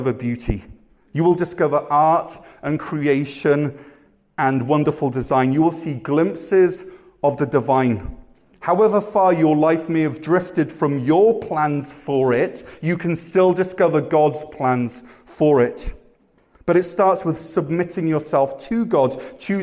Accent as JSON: {"language": "English", "region": "Wales", "country": "United Kingdom", "also_born_or_lived": "Ontario, Canada", "moved": "yes", "lives_now": "Canada", "said": "I'm from Wales"}